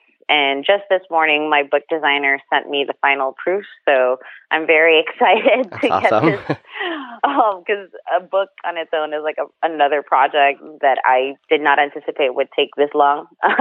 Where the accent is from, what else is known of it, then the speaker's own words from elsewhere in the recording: Philippines; moved away as an adult; I grew up in the Philippines